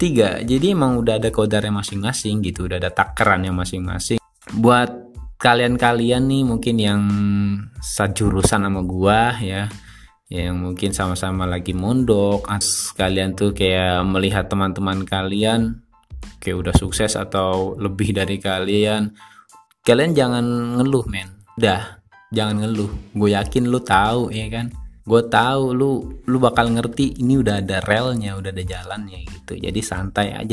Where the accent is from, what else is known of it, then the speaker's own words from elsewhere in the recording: Jakarta, Indonesia; accent: Jakarta; also born or lived in Pekalongan; Jadi gue kelahiran tuh sebenarnya gue nggak asli Jakarta. Gue lahir di Pekalongan Jawa Tengah. Bokap nyokap gue merantau bawa gue ke Jakarta sampai sekarang.